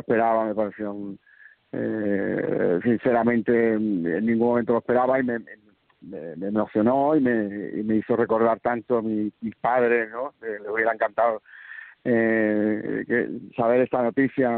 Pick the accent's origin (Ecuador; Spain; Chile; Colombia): Spain; Andalusia; mi tierra, a mi gente, un feliz día de Andalucía